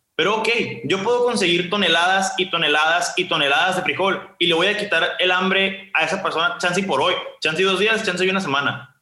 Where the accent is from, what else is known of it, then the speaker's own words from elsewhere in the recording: Ciudad Obregón, Sonora, Mexico; yo soy de Ciudad Obregón